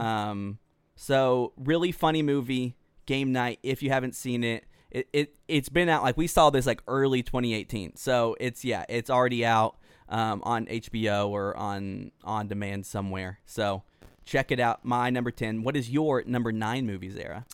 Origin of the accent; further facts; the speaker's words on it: Pearland, Texas, United States; moved away as an adult; now in Dallas, United States; we came back home to Pearland, Texas, which is south of Houston